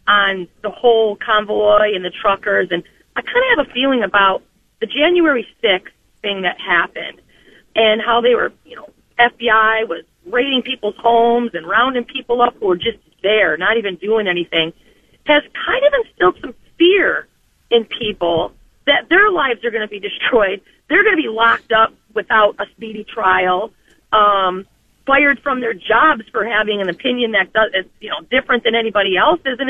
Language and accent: English; Detroit, Michigan, United States; now in Strongsville, United States; I'm from Michigan originally, the Detroit area